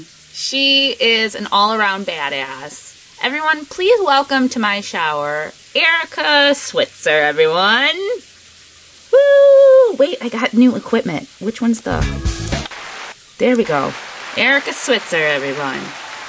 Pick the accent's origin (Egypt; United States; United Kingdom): United States; Chicago suburbs, Illinois; I grew up in the suburbs